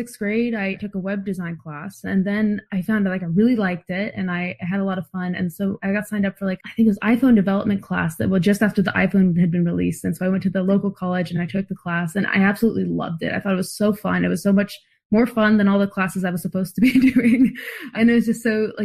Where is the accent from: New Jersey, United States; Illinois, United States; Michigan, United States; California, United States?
California, United States; San Diego; now in Boston, United States; I'm currently in Boston where it's very cold, but I grew up in San Diego